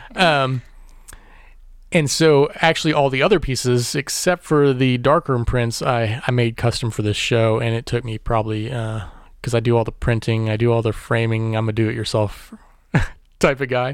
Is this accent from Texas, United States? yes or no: no; Warrensburg, Missouri, United States; I was born in Warrensburg, Missouri, which is just east of Kansas City, and grew up there